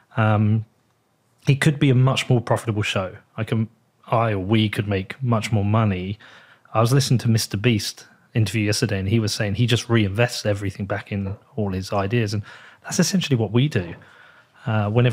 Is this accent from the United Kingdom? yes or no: yes; United Kingdom; I'm from the UK